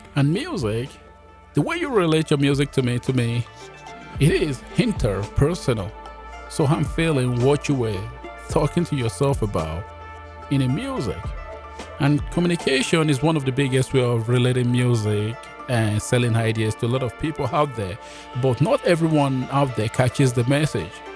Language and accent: English; Nigeria; also born or lived in Jamaica; now in Canada; I was born in Nigeria